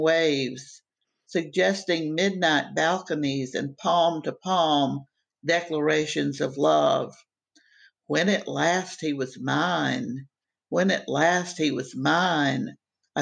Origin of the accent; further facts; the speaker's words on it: Miami, Florida, United States; moved away; I grew up in Miami, and Miami is a different country than the rest of the world